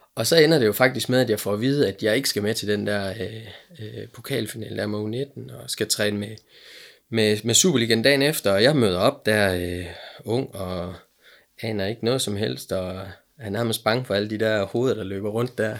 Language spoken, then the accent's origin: Danish; Aalborg, North Denmark Region, Denmark; also born or lived in Silkeborg; vi er, øh, vi er her fra Aalborg